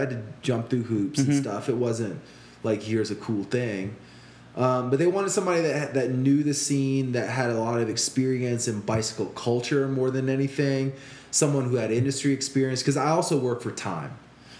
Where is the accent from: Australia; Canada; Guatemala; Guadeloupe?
Guadeloupe; I didn't get such bad treatment because I was dudes from Guadeloupe.